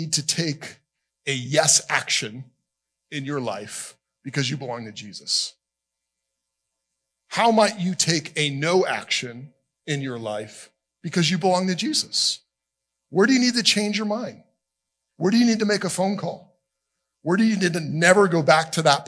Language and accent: English; South Florida, United States; moved away as an adult; also born or lived in Alabama / Nashville; When I grew up in South Florida, I said, you guys, a lot.